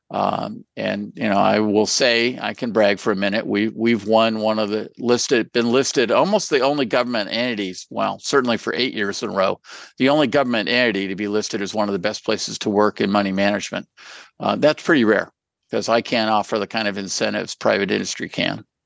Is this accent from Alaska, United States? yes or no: no; California, United States; I'm from California